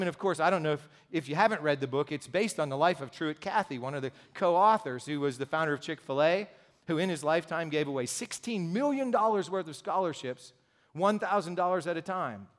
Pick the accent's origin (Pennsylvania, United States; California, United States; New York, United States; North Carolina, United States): Pennsylvania, United States; Pittsburgh; also born or lived in Cincinnati, Ohio; now in Saxonburg, United States; I'm from Gypsy, so yeah, I'm from Pittsburgh